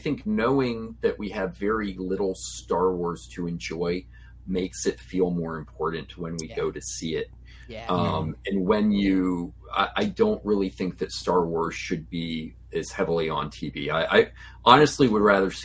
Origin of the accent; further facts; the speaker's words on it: Farmville, Virginia, United States; in the state theater in Farmville, Virginia, my hometown